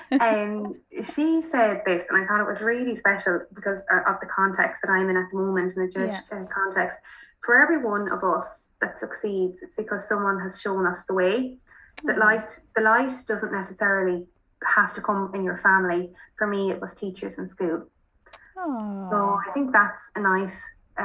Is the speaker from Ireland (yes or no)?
yes; Mayo, Connacht, Ireland; moved away as an adult; also born or lived in Dublin; I'm from Mayo